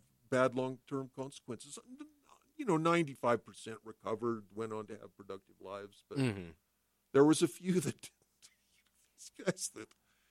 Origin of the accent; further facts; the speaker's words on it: Salt Lake City, Utah, United States; When I grew up in Salt Lake City